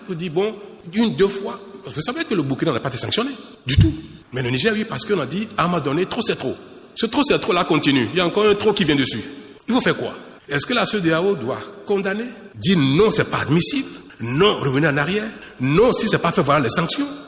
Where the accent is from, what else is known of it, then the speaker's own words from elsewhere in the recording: Benin; Moi je suis béninois, donc je souhaite toujours mon pays qui va gagner.